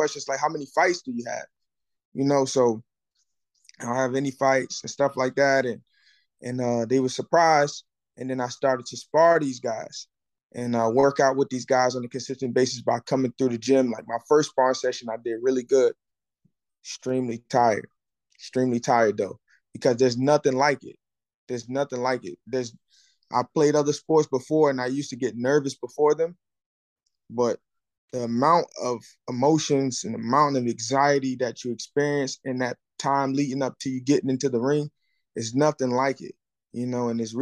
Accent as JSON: {"language": "English", "town": "Newark", "region": "New Jersey", "country": "United States", "moved": "yes", "said": "I'm originally from Newark, New Jersey"}